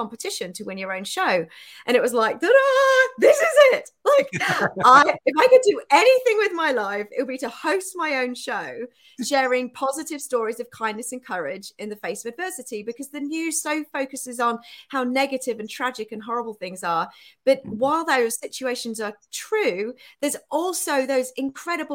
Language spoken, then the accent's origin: English; United Kingdom; accent: England; moved away as an adult; also born or lived in Bangladesh; now in Austin, United States; I was raised in the UK